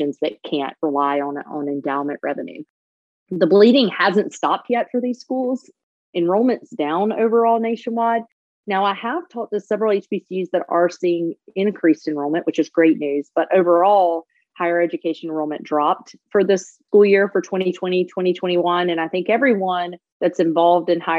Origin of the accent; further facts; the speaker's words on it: Georgia, United States; now in Charlotte, United States; I grew up in Georgia